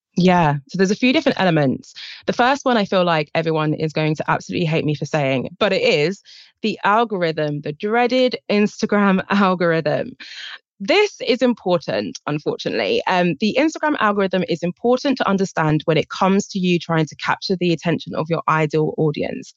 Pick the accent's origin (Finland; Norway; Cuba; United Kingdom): United Kingdom; England; accent: British